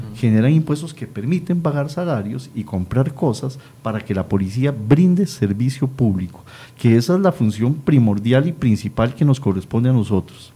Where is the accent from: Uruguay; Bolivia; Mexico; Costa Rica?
Costa Rica; nosotros como costarricenses